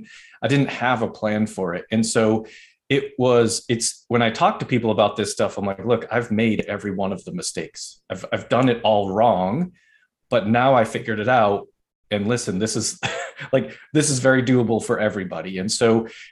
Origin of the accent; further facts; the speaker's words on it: Northeast, United States; I'm from the Northeast